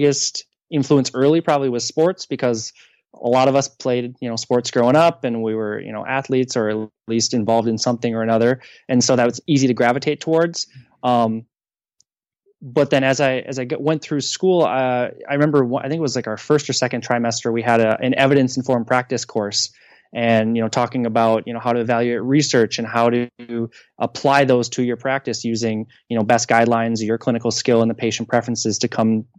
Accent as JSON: {"language": "English", "town": "Ashland", "region": "Wisconsin", "country": "United States", "tie": "born or raised there", "moved": "yes", "lives_now": "St. Louis, United States", "said": "Ashland, Wisconsin, up at, on Lake Superior."}